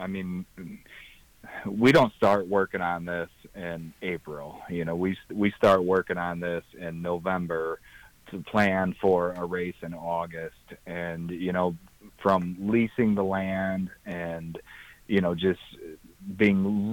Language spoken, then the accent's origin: English; Three Rivers, United States; born and raised in Three Rivers, just like I was